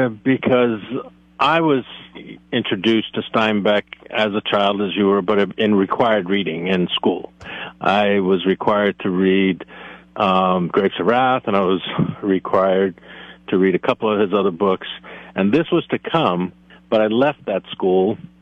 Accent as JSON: {"language": "English", "region": "East Coast", "country": "United States", "tie": "born or raised there", "said": "I grew up in the East Coast, and my mother lived until her passing in Massachusetts."}